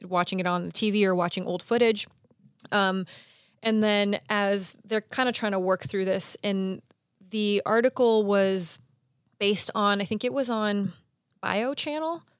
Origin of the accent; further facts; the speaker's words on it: Pasadena, California, United States; I grew up in Pasadena